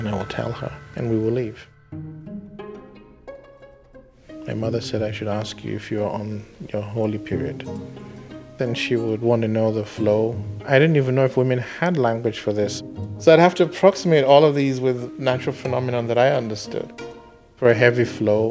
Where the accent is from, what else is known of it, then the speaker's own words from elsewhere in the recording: Afikpo, Ebonyi, Nigeria; I was born in Afikbo in southeastern Nigeria